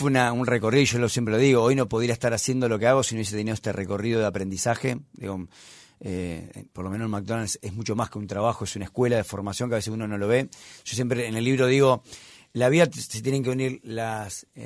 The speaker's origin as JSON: {"language": "Spanish", "town": "Pergamino", "region": "Buenos Aires Province", "country": "Argentina", "moved": "as an adult", "said": "soy del interior de Argentina. ¿De, dónde? De Pergamino, eh, familia humilde laburante."}